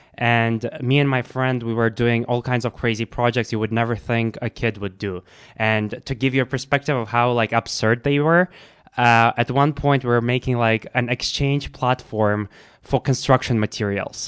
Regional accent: Russia; I grew up in Russia

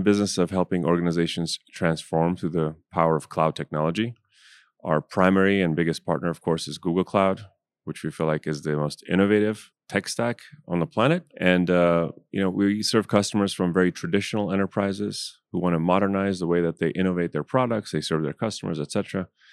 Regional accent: United States; I'm from America

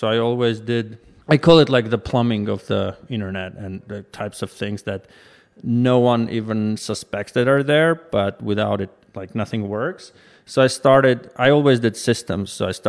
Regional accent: Armenia; moved away as an adult; now in United States; Well, I was born and raised mostly in Armenia, started my career in science, moved to Silicon Valley about 10 years ago

